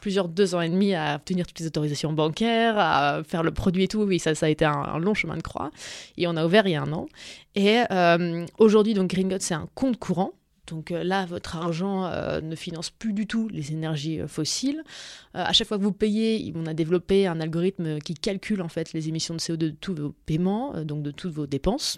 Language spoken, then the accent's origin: French; Dijon, Bourgogne-Franche-Comté, France; moved away; also born or lived in New York; je viens de Dijon